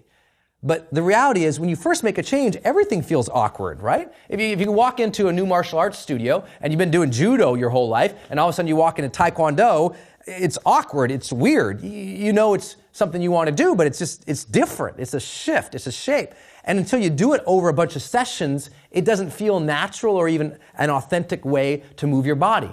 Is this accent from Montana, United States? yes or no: yes; Montana, United States; I'm from Montana